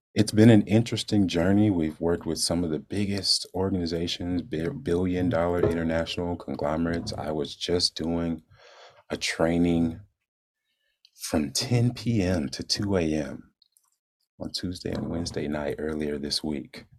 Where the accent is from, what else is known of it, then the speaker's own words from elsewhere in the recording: Jacksonville, Florida, United States; moved away as an adult; I'm from Jacksonville, born and raised